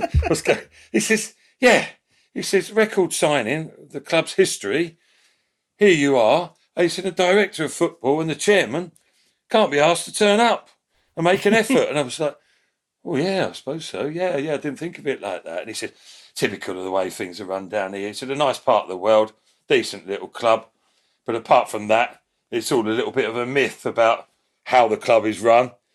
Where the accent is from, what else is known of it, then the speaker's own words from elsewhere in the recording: London, United Kingdom; I'm from South London way